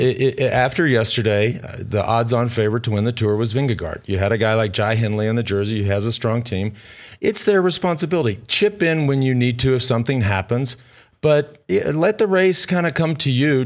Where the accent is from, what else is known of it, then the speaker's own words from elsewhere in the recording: Austin, Texas, United States; my hometown of Austin, Texas